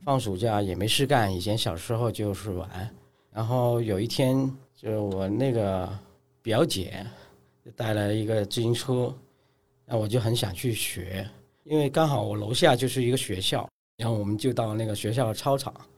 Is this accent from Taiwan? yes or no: no; Guangzhou, Guangdong, China; 我老家在广州，然后现在生活其实主要都是在广州。那最近打算会移到成都这边来哦